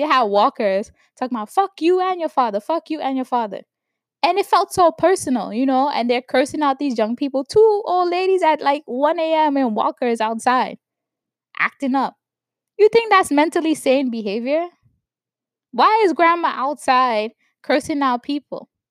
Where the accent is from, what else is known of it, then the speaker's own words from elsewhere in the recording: New York, United States; growing up in New York